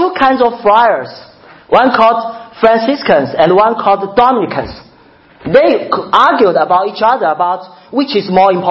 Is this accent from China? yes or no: yes; China; moved away as an adult; I come from China. I've served in China for a pastor for 14 years